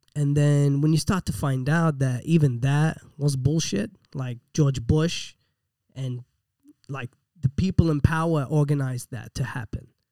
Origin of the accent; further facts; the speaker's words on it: Iraq; moved away; I was born in Iraq, man, and, and they let me in the country